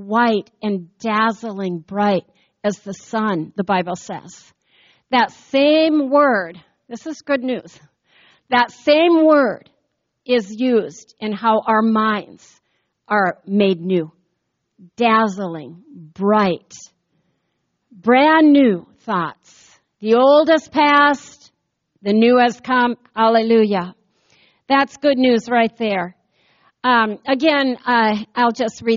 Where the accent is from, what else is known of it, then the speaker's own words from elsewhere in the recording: United States; I grew up here in the United States of America